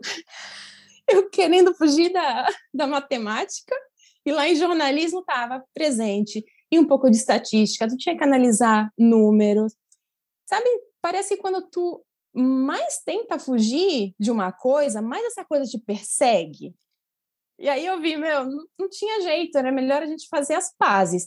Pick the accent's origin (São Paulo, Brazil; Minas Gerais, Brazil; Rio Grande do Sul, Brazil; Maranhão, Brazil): São Paulo, Brazil; Santos; moved away as an adult; now in Santiago, Chile; eu sou de Santos